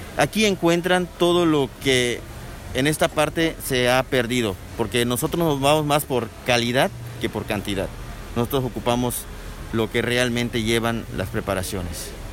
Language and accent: Spanish; Valladolid, Yucatán, Mexico; yo soy de Valladolid, Yucatán.